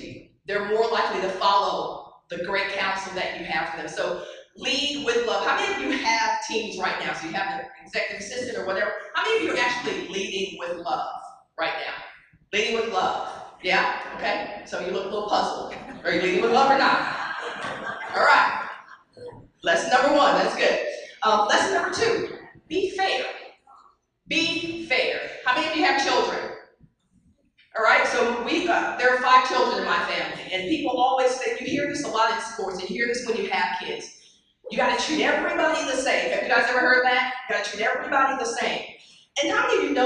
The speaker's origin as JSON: {"language": "English", "town": "Dallas", "region": "Texas", "country": "United States", "tie": "born or raised there", "said": "I grew up in Dallas, as Cindy mentioned, played on a state championship team at the University of at South Oak Cliff"}